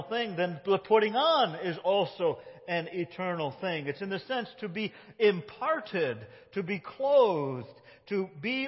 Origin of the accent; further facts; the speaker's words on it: United States; You can tell I'm not British. Tell I'm one of those Yankees that rebelled